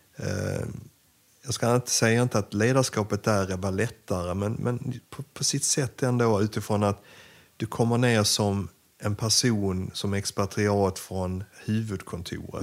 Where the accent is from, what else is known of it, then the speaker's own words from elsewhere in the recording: Sweden; also born or lived in Ukraine; mitt första chefsjobb hemma i Sverige